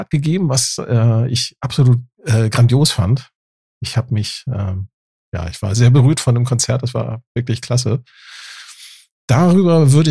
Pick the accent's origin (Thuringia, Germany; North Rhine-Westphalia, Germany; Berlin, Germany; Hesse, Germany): Hesse, Germany; near Frankfurt; Aus der Nähe von Frankfurt.